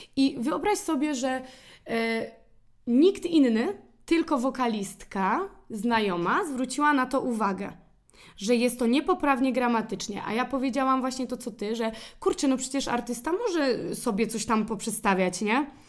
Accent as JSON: {"language": "Polish", "country": "Poland", "accent": "Polish", "said": "nasz akcent jest tak fajny"}